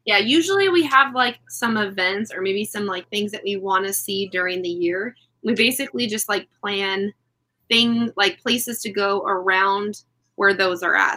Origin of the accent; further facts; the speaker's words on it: Puyallup, Washington, United States; I grew up in Puyallup, Washington